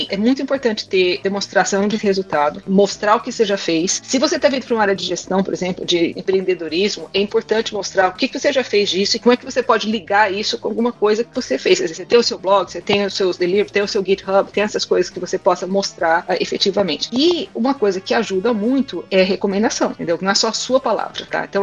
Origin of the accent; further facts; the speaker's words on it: Brazil; mas ó, desculpa, sabe? Eu sou do Brasil.